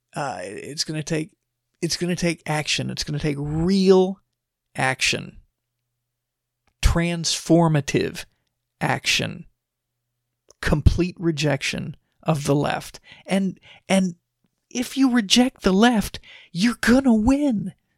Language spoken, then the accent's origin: English; Texas, United States; I'm from Texas.